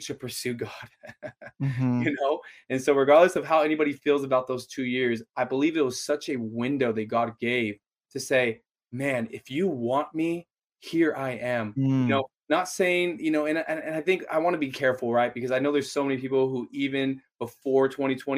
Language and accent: English; Los Angeles, California, United States; also born or lived in San Diego; I grew up in Los Angeles, moved out to college 2012